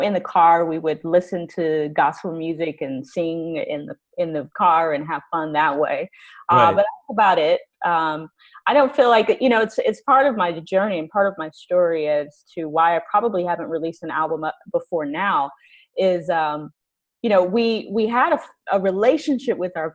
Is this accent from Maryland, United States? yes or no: no; Houston, Texas, United States; also born or lived in Los Angeles; now in Canada; I'm originally from Houston